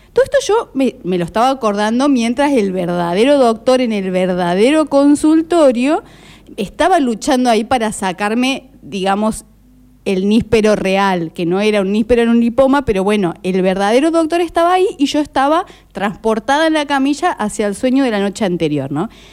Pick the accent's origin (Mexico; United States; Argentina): Argentina; Córdoba; cuando era chica en Córdoba, capital, te hablo esto año 86-87